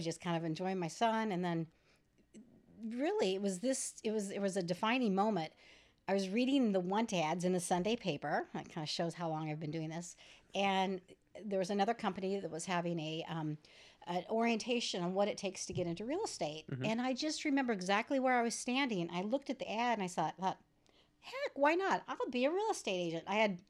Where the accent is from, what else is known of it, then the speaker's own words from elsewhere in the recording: San Diego, California, United States; moved away as an adult; I moved from San Diego. I'm one of the Californians in 2004